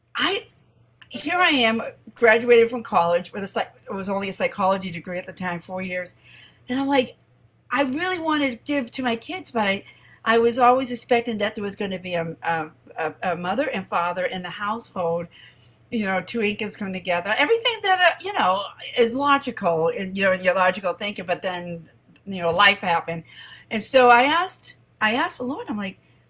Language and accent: English; Randolph, Massachusetts, United States; I'm from greater Boston, Randolph specifically